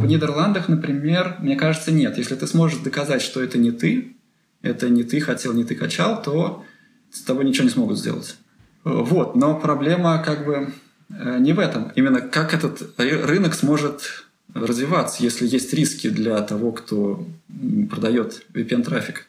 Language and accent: Russian; Penza, Penza Oblast, Russia; moved away as an adult; now in Delft, Netherlands; я из Пензы, э, это не очень большой город